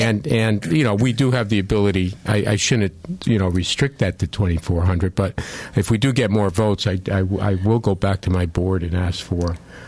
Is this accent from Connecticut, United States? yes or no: yes; Waterbury, Connecticut, United States; I've been born and raised in Waterbury. I grew up on Buckingham Street, went to St. Margaret's Grammar School, Holy Cross High School, and the former Mattituck Community College, which is now called Naugatuck Valley Community College.